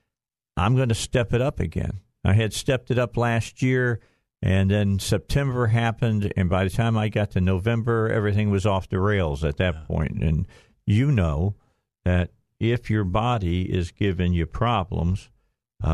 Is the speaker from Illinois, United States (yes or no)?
yes; Chicago, Illinois, United States; moved away; my old stomping ground where I grew up at in Chicago